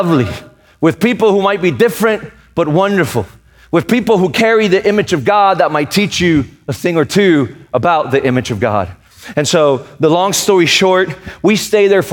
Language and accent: English; Puerto Rico; moved away; also born or lived in Raleigh, North Carolina; I was born and raised in Puerto Rico